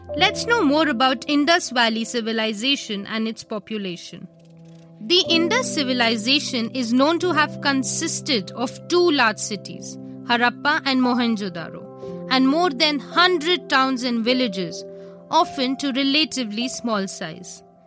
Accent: India; We, as Indians

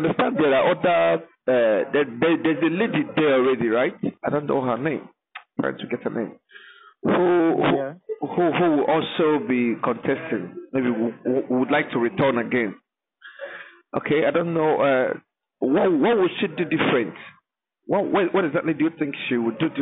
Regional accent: Eluama, Nigeria; I am from Eluama

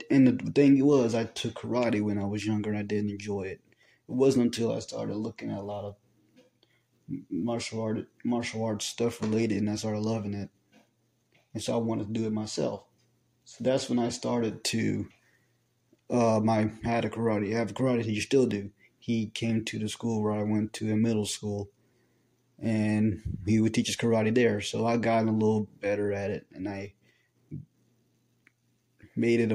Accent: Dallas, Texas, United States; I was born in April 25th, 2003 in Dallas, Texas

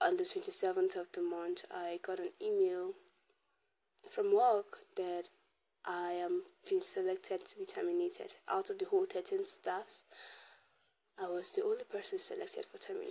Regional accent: Nigeria; growing up in Nigeria, in an African home especially

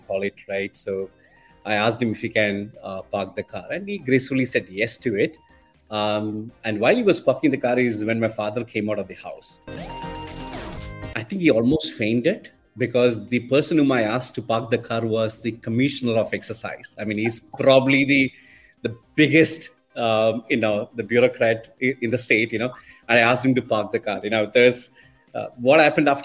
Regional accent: Kerala, India; moved away as an adult; also born or lived in Mangalore; I grew up in Kerala, in the southern part of Kerala, actually

